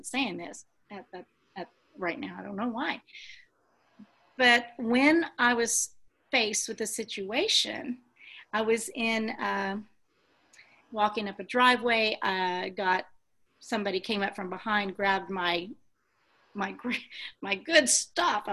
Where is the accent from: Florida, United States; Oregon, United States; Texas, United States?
Texas, United States; I'm from Texas